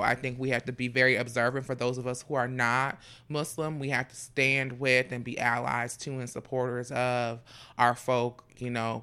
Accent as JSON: {"language": "English", "town": "Fort Lauderdale", "region": "Florida", "country": "United States", "said": "I'm from Fort Lauderdale"}